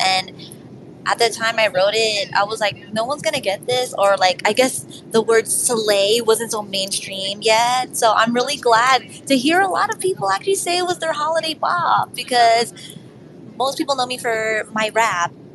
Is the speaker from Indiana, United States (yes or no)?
no; New York City, New York, United States; I'm from New York City